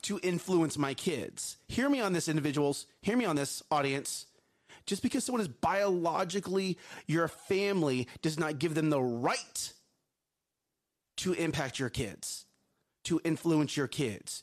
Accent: Texas, United States; We are from Texas. We do live in Texas.

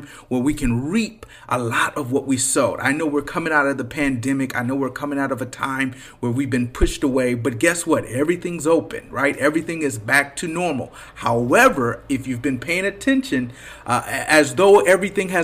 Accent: Flint, Michigan, United States; moved away; also born or lived in Detroit Metro, Michigan; This is the state, you know, the city that raised me, right? Flint is where I was born.

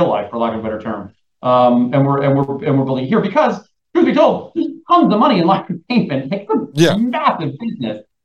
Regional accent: New York, United States; as a New Yorker

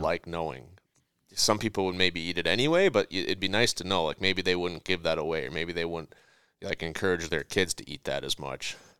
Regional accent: Minnesota, United States; we're all from Minnesota

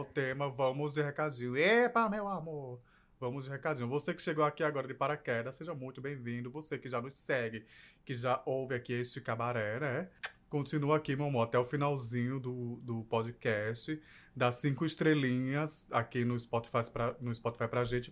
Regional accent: João Pessoa, Paraíba, Brazil; sou de João Pessoa, Paraíba

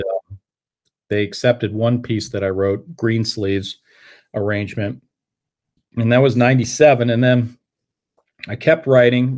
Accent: Colorado, United States; moved away as an adult; also born or lived in Fort Collins, Colorado; now in Ann Arbor, United States; I grew up in Colorado

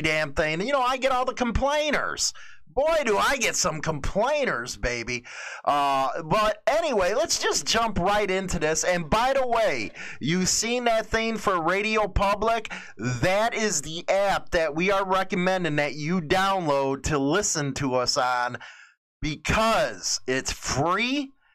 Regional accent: Chicago, Illinois, United States; moved away as an adult; now in Northern Illinois, United States; I'm from Chicago, grew up in a mostly Latino neighborhood, and now I'm in Northern Illinois

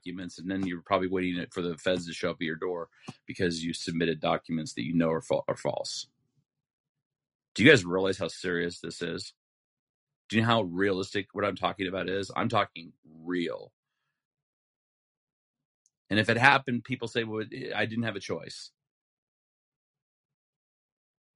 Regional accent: Utah, United States; I'm from Utah

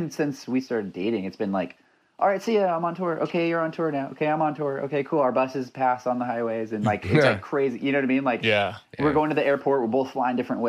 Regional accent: Los Angeles, California, United States; moved away as an adult; also born or lived in Orange County, California / Toronto, Canada; now in Vancouver area, Canada; I'm from Los Angeles, born and raised, lived in Orange County for a bit

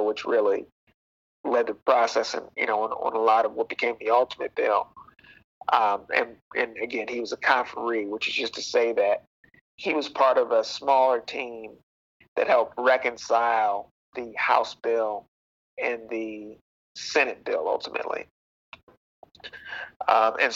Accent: Cleveland, Ohio, United States; moved away as an adult; now in Washington, D.C., United States; I am from the Cleveland area.

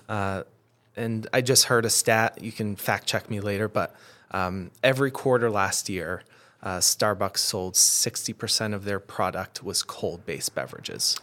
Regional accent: Adirondacks, New York, United States; I grew up in the Adirondacks

